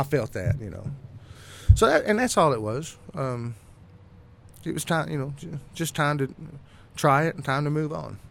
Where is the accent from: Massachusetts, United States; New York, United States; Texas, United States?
Texas, United States; growing up in Texas, I was exposed to a lot of swing